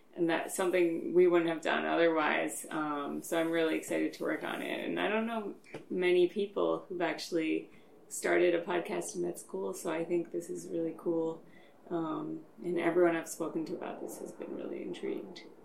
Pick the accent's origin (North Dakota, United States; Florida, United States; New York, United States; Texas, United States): New York, United States; Long Island; now in Philadelphia, United States; originally from Long Island.